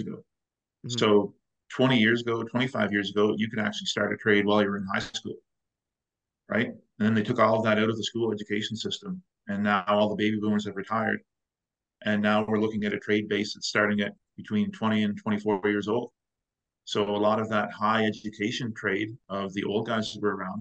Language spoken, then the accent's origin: English; East Coast, Canada; now in Calgary, Canada; I'm originally from the East Coast